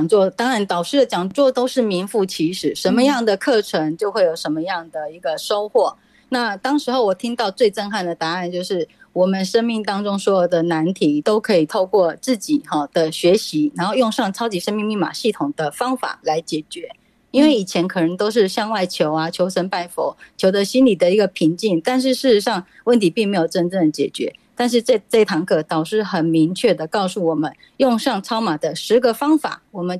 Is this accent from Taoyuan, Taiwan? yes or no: yes; Taoyuan, Taiwan